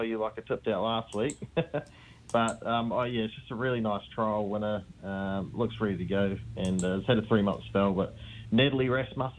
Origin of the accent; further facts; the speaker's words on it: Christchurch, Canterbury, New Zealand; now in Australia; I'm from Christchurch